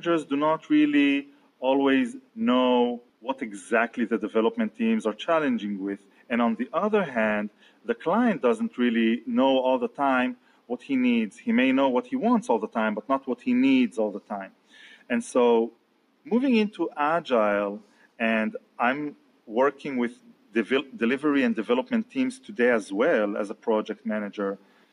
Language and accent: English; Israel; also born or lived in Tel Aviv; I'm from Israel, and I'm based out in Tel Aviv